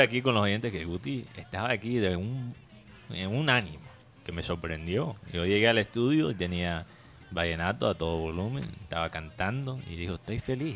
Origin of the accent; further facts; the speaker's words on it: United States; moved away; soy gringo